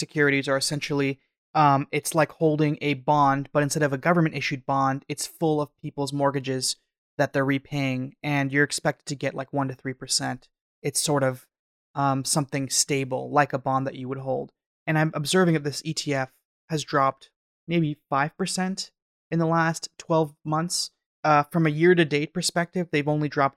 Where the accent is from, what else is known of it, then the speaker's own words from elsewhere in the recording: Canada; I'm from Canada.